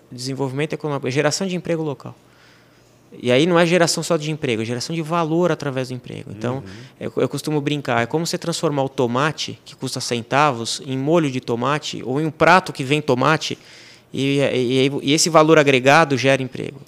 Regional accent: Brazil; moved away as an adult; now in France; eu sou um brasileiro que chegou na França

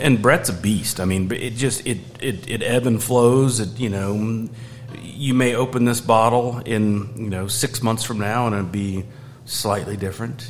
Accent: Georgia, United States; moved away as an adult; also born or lived in Asheville, North Carolina; I grew up in in Georgia

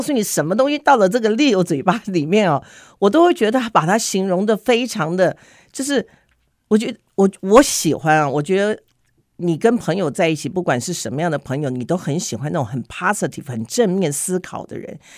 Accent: Taiwan; now in Houston, United States; 我是台湾长大的

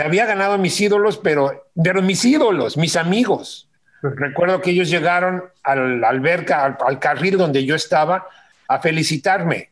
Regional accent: Mexico City, Mexico; cuando los Juegos Olímpicos iban a ser en mi ciudad, ya ni siquiera en mi país, en mi ciudad

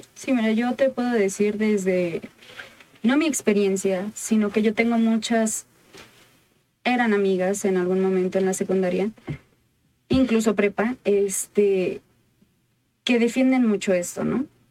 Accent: Michoacán, Mexico; allá de donde soy, por Michoacán

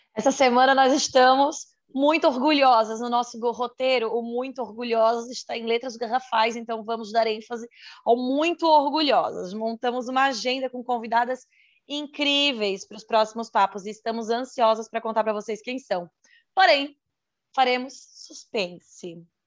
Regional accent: Santa Catarina, Brazil; sou de Santa Catarina

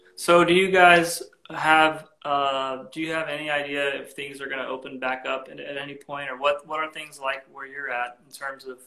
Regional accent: Florida, United States; I grew up in Florida

